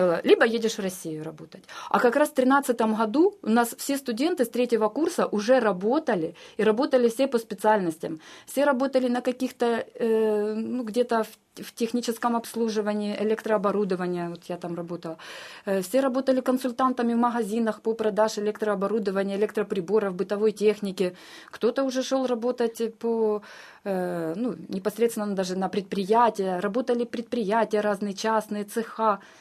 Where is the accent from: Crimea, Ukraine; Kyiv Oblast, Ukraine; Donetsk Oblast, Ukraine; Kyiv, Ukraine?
Donetsk Oblast, Ukraine; Donetsk; moved away as an adult; Я родилась в Донецке